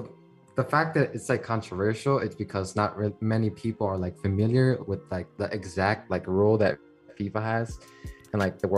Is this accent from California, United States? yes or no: no; Chicago, Illinois, United States; growing up in Pilsen